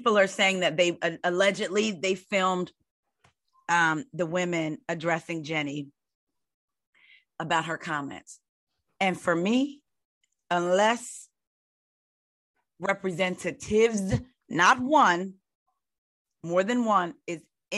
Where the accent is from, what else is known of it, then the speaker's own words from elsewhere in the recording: Long Beach, California, United States; I'm from Long Beach